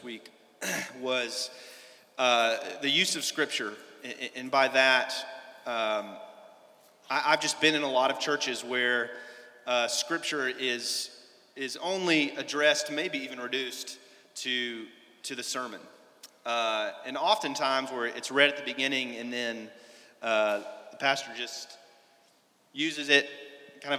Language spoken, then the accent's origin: English; Nashville, Tennessee, United States; moved away; Originally from Nashville, Tennessee.